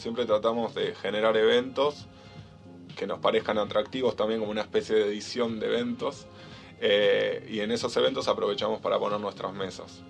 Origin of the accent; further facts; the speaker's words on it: Bahía Blanca, Buenos Aires Province, Argentina; moved away as an adult; now in Buenos Aires, Argentina; somos los dos de Bahía Blanca